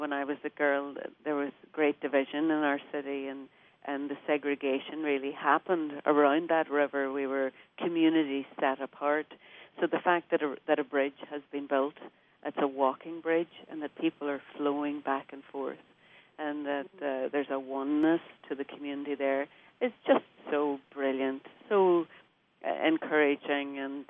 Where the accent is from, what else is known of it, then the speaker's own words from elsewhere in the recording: Derry, Northern Ireland, United Kingdom; I did. I grew up in a little row house on a hill.